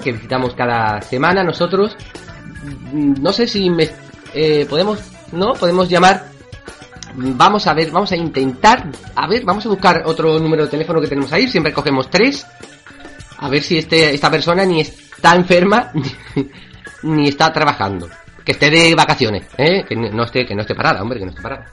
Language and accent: Spanish; Cádiz, Andalusia, Spain; yo soy gaditano, soy de allí, soy de Cádiz